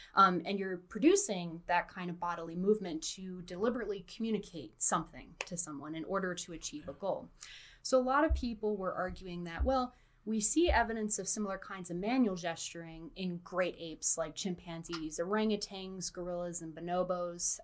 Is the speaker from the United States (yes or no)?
yes; North Carolina, United States; also born or lived in New Jersey; raised right. in North Carolina